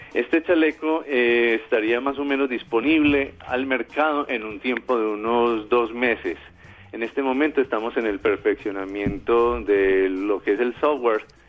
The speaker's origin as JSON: {"language": "Spanish", "country": "Colombia"}